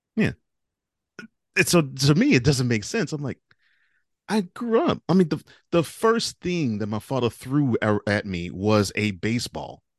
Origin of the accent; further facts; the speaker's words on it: Houston, Texas, United States; also born or lived in New Orleans; I grew up in Houston, so, you know, Houston Texas